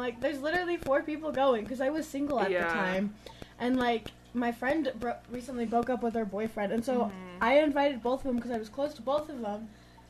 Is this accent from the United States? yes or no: yes; Utah, United States; now everybody knows we're from Utah.